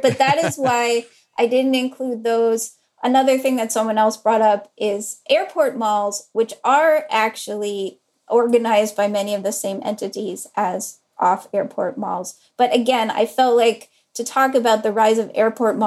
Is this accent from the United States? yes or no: yes; Durham, North Carolina, United States; Durham, North Carolina, which is where I grew up